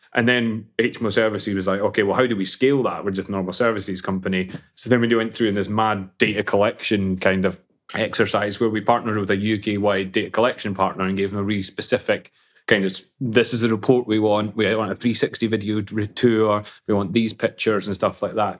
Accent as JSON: {"language": "English", "town": "Falkirk", "region": "Scotland", "country": "United Kingdom", "tie": "born or raised there", "said": "I was born in Scotland, funny enough, uh, in a beautiful town called, for, called Falkirk"}